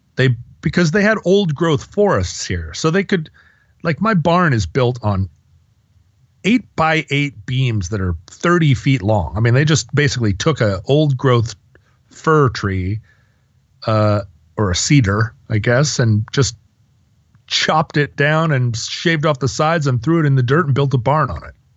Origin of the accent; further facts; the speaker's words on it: Alaska, United States; moved away; growing up in Alaska